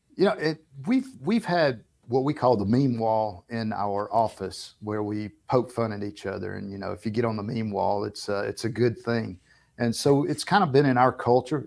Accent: the South, United States; We're from the South

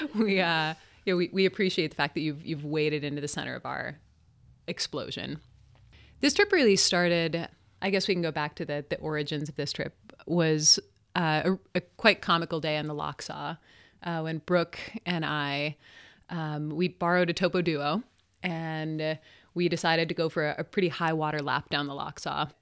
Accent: Salt Lake City, Utah, United States; I grew up in Salt Lake City.

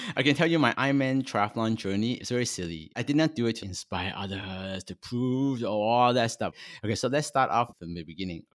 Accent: Toronto, Ontario, Canada; also born or lived in Hong Kong; I'm a Chinese born in Hong Kong, and when I was eight, my family migrated to Canada. I, so I grew up in Toronto for pretty much my whole life

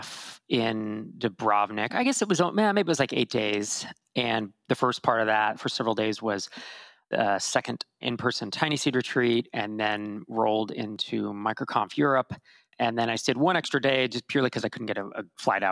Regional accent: California, United States; I'm from California

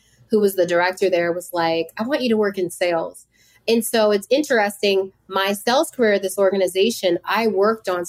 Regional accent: Woodbridge, Virginia, United States; also born or lived in Bridgeport, Connecticut; I grew up in a small town in Woodbridge, Virginia, which is about 45 minutes to an hour from DC. I was born in Bridgeport, Connecticut

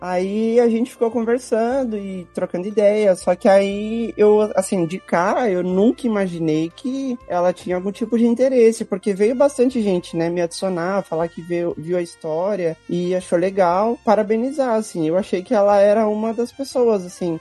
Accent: São Paulo, Brazil; eu sou de São Paulo

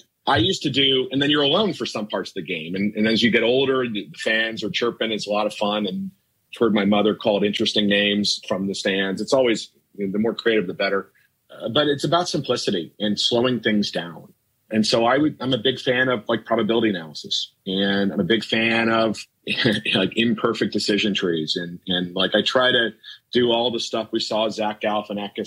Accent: Minnesota, United States; I grew up in Minnesota

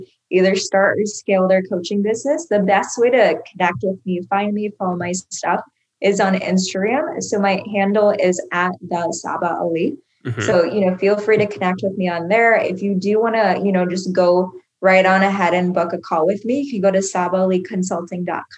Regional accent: Iowa, United States; moved away as an adult; now in Miami, United States; I moved away from my home state, which is Iowa

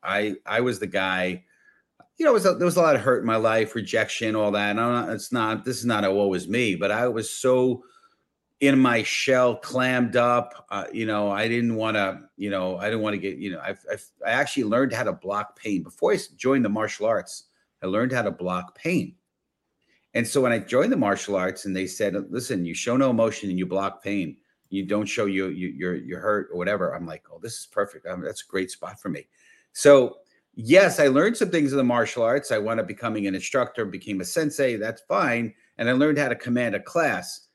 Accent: New York City, New York, United States; I grew up in the Bronx

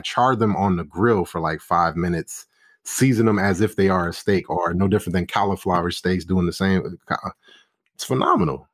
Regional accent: Charleston, South Carolina, United States; moved away as an adult; now in Dallas, United States; growing up in Charleston for me, which I was born and bred

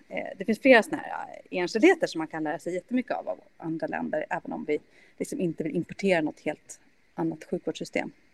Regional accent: Sweden; also born or lived in Germany; som svensk

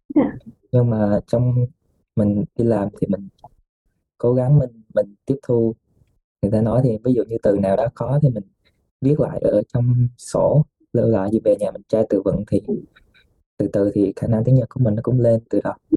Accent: Vietnam; also born or lived in Nagasaki, Japan; now in Japan; người Việt của mình

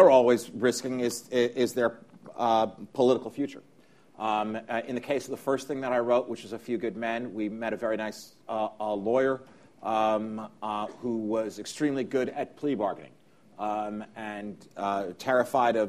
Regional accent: New York, United States; I grew up here in New York

